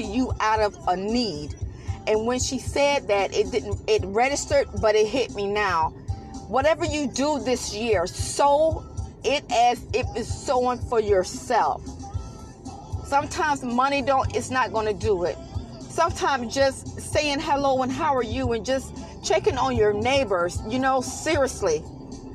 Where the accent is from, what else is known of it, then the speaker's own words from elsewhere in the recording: United States; we as American people